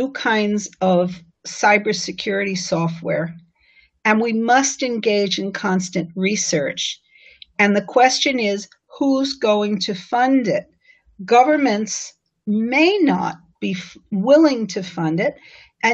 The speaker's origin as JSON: {"language": "English", "town": "New York City", "region": "New York", "country": "United States", "said": "my hometown paper, the New York Times"}